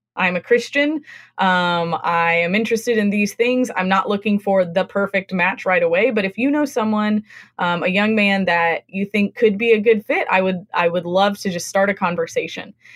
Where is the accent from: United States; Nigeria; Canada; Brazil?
United States; West Coast; moved away as an adult; also born or lived in Midwest / the South; now in New England, United States; I grew up on the West Coast